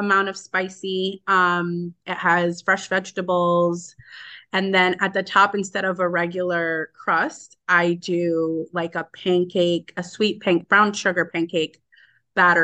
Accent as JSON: {"language": "English", "town": "Cranston", "region": "Rhode Island", "country": "United States", "tie": "born or raised there", "also_born_or_lived": "Dominican Republic", "said": "I enjoyed my childhood in Rhode Island. I grew up there. It was a great, I'm from Cranston."}